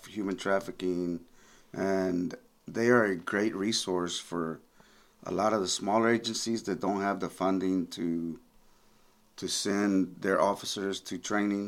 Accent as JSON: {"language": "English", "region": "East Texas", "country": "United States", "tie": "born or raised there", "also_born_or_lived": "McAllen, Texas", "said": "this is my hometown. I'm from this area"}